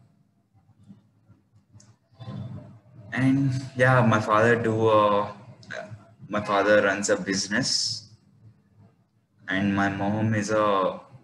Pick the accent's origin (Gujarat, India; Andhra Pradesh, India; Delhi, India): Andhra Pradesh, India; Tirupati; I'm actually from Tirupati, Andhra Pradesh